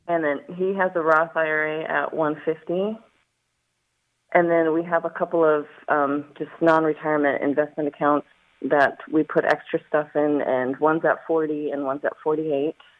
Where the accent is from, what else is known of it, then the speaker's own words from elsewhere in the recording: Montana, United States; moved away; originally i'm from montana